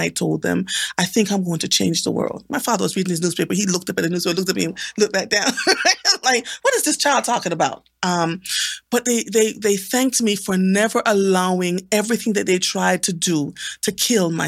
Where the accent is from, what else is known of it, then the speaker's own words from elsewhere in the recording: Jamaica; I was born and raised in Jamaica